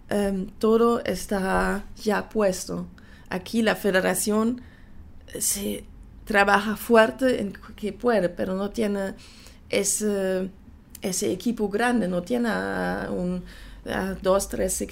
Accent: Panama; quería mostrar, bueno, que soy panameña también, porque tengo familia aquí, es también mi país, es mi nacionalidad.

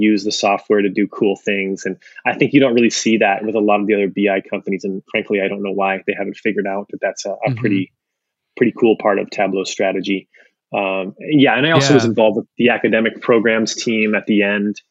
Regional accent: Ventura County, LA area, California, United States; moved away; also born or lived in Toronto, Canada; I was born in Toronto, but I spent most of my life in the LA area, up in Ventura County, since I was a little kid

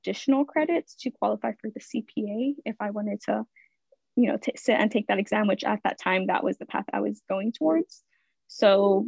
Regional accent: Stockton, California, United States; moved away as an adult; also born or lived in Philadelphia; I grew up in Stockton, California

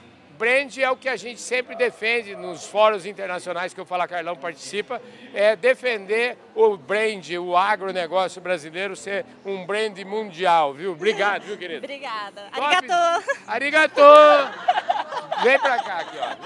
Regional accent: Bogotá, Colombia; Portuguese is a second language; moved away as an adult; now in Brazil; Bogotá, Colômbia.

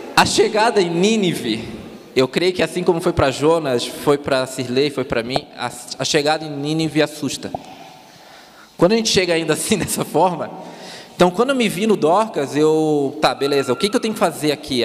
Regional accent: Palhoça, Santa Catarina, Brazil; accent: Floripa; moved away; also born or lived in Florianópolis; Eu sou de Palhoça, que é do lado.

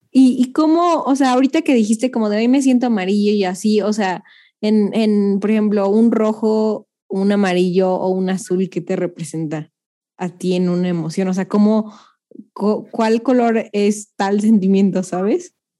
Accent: Mexico; nosotros mexicanos

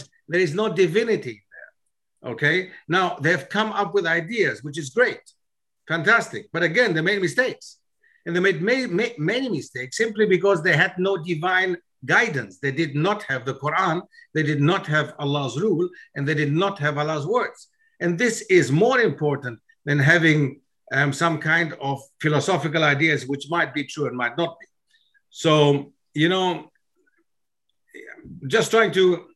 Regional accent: Germany; It was not easy as a foreigner growing up in Germany to reach the stage where I've reached.

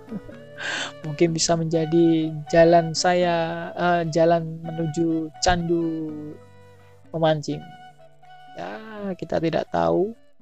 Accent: Pulau Aceh, Indonesia; Daerah saya ini, tempat Pulau Aceh ini memang langsung berbatasan dengan Samudra India.

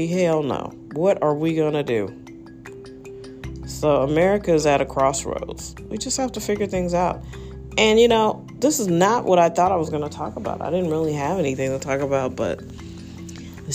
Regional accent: St. Louis, Missouri, United States; I'm from St. Louis

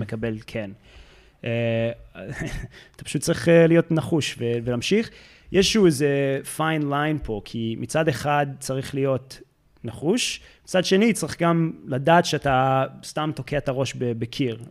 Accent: United States; accent: American; Hebrew is a second language; moved away as an adult; now in Israel; אני במקור מארצות הברית, אז אם יוצא את המבטא האמריקאי

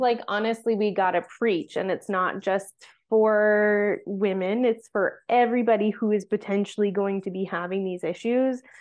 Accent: Vancouver Island, British Columbia, Canada; I grew up on Vancouver Island

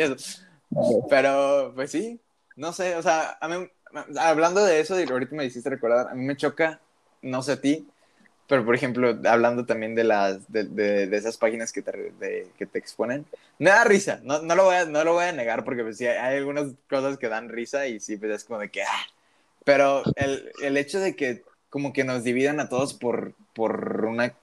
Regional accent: Mexico; tú y yo como mexicanos

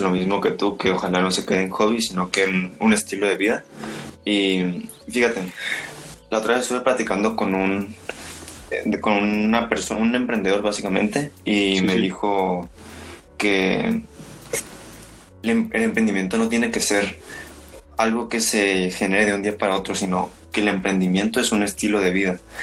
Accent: Mexico; como mexicanos

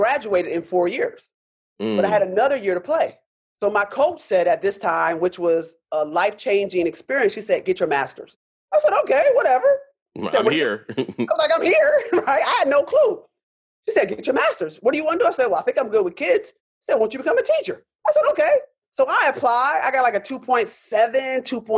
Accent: Rochester, New York, United States; moved away; also born or lived in Pittsburgh; I'm born and raised in Rochester

